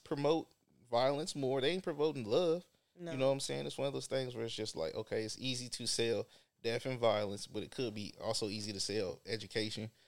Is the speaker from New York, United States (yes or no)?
no; the Bay Area, California, United States; growing up in the Bay